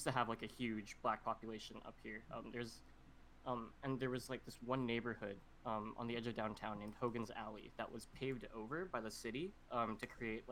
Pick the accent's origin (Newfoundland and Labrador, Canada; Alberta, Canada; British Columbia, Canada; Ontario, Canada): British Columbia, Canada; Vancouver; growing up in Vancouver